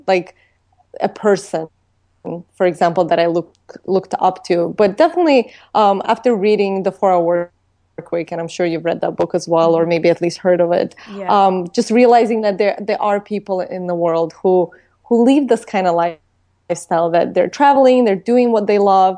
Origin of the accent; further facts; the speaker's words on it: Baku, Azerbaijan; moved away; as a young girl, like growing up in Baku, Azerbaijan